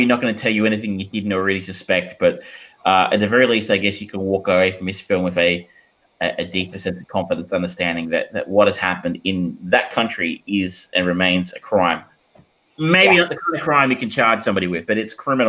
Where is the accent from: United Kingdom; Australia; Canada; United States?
Australia; as an Australian, who I guess was part of Commonwealth, going into the UK